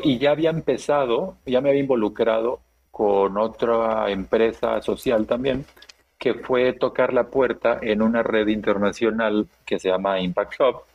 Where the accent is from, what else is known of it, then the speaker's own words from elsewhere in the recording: Chiapas, Mexico; nací y crecí en el sur de México